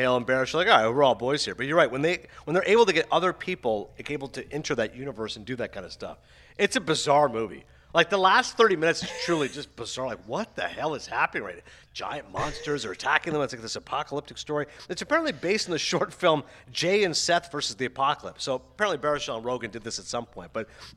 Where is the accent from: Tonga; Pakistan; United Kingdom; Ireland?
Pakistan; We're Pakistani